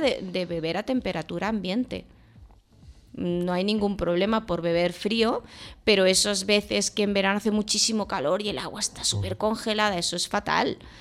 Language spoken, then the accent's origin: Spanish; Tarragona, Catalonia, Spain; yo que soy de Tarragona.